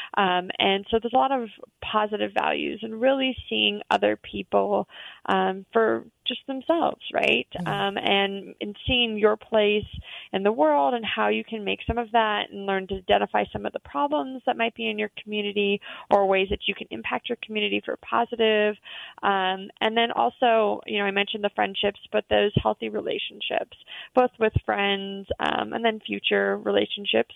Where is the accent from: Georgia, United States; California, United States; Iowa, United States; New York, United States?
Georgia, United States; Atlanta; I grew up in Atlanta